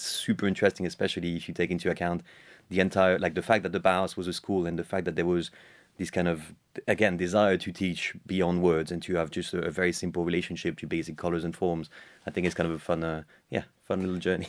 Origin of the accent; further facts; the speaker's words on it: France; My dad is, uh, Irish, and, uh, I was, uh, I was raised in France